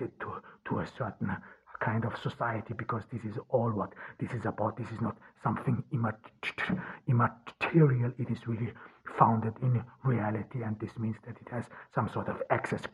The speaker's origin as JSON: {"language": "English", "region": "Ordu", "country": "Turkey", "said": "from Ordu, Turkey."}